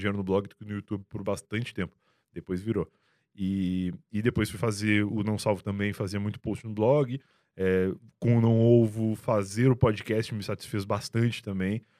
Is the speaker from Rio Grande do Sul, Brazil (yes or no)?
yes; Rio Grande, Rio Grande do Sul, Brazil; moved away as an adult; now in São Paulo, Brazil; Na época, lá em Rio Grande, em 2007, é, 2007, eu tinha 17 anos, sou de 90